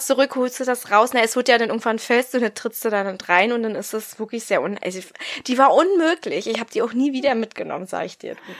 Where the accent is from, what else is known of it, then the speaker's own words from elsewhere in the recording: the East, eastern Germany, Germany; Bei uns im Osten